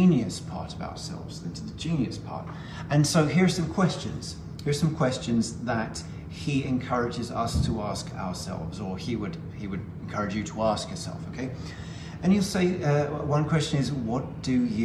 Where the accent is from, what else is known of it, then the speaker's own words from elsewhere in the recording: United Kingdom; I'm a Brit